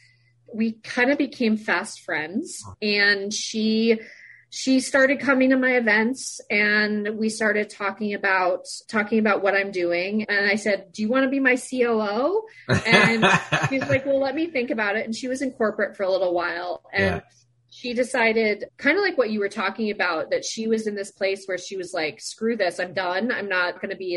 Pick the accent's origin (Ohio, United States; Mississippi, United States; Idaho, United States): Idaho, United States; Sun Valley; I grew up in Sun Valley, Idaho.